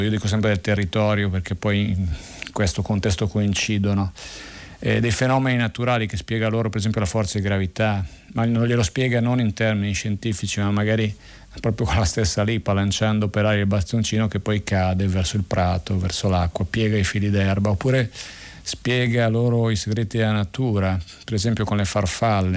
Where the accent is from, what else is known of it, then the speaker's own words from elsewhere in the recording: Premosello, Piedmont, Italy; sono nato proprio lì a Premosello nel 1961 per la precisione e ehm, mh, lì ehm, ho cominciato a scoprire il territorio